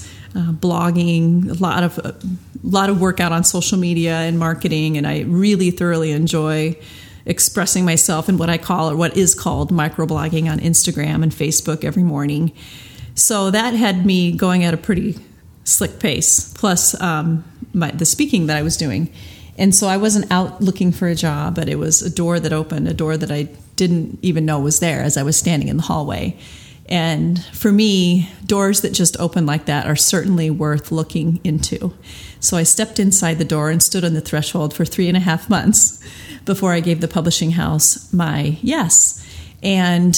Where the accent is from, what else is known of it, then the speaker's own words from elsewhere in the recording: Iowa, United States; I am from Iowa